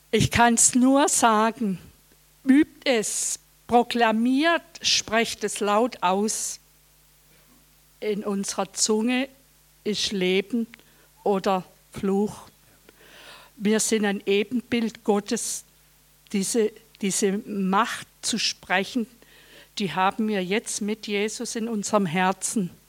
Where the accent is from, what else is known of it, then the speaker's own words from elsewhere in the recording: Karlsruhe, Baden-Württemberg, Germany; Guten Abend … bin aus Karlsruhe.